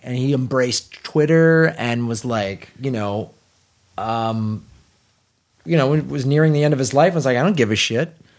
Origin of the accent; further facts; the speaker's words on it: Chicago, Illinois, United States; I grew up in Chicago